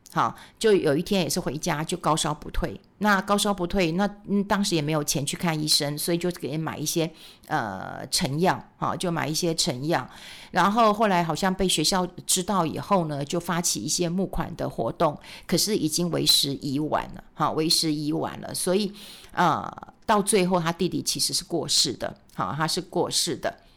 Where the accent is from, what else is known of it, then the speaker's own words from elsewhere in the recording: Taiwan; 我们台湾人